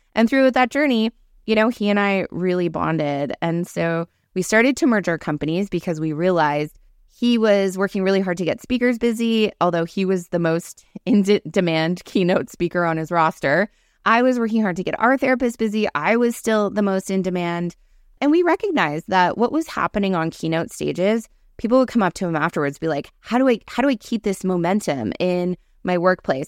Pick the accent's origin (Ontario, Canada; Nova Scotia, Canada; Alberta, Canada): Nova Scotia, Canada; Cape Breton; I grew up in Cape Breton, small town